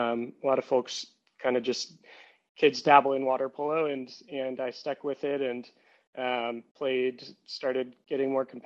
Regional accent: Bay Area, California, United States; I'm born and raised in the Bay Area in California

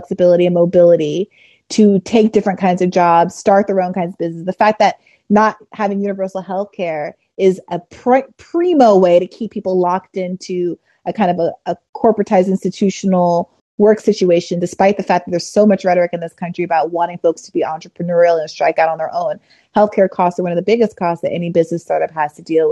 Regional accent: New York, United States; I'm from New York

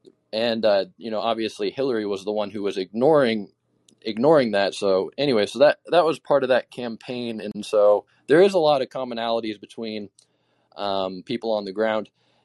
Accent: Alaska, United States; also born or lived in Idaho; especially where I'm from Alaska and Idaho. And so in Alaska, most people are independent

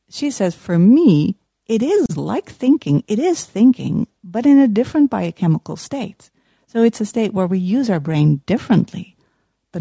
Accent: Utrecht, Netherlands; accent: Dutch; English is a second language; I'm from the Netherlands. You might hear it from my accent.

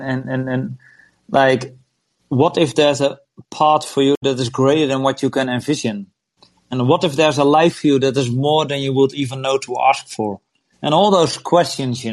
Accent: Netherlands; I'm from Holland

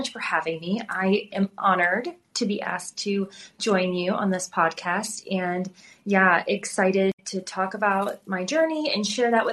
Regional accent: St. Louis, Missouri, United States; moved away as an adult; also born or lived in Plano, Texas; now in Texas, United States; Growing up in St. Louis, I grew up in a very diverse part of the city

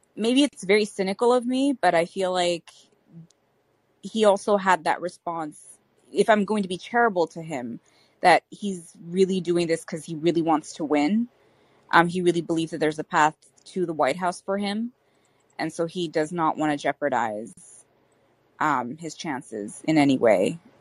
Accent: Canada; I'm Canadian and I'm Muslim

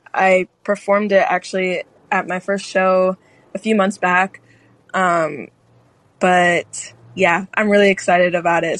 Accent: Chicago, Illinois, United States; I'm from Chicago.

